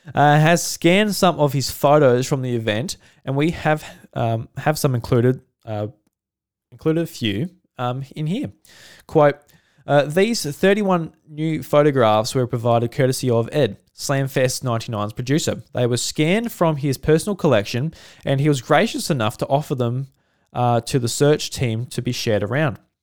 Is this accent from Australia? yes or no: yes; Australia; as an Australian